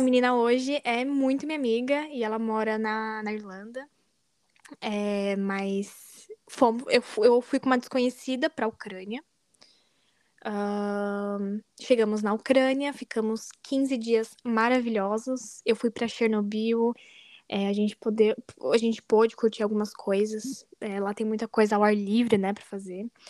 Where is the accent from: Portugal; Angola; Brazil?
Brazil; Guarulhos, São Paulo; moved away as an adult; also born or lived in United States; now in Netherlands; eu sou de Guarulhos, São Paulo, no Brasil